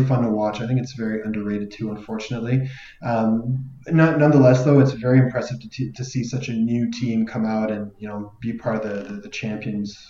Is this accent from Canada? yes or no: yes; Calgary, Alberta, Canada; moved away; also born or lived in Ottawa; Calgary's my hometown, and Ottawa's where I, I lived for a large part of my life too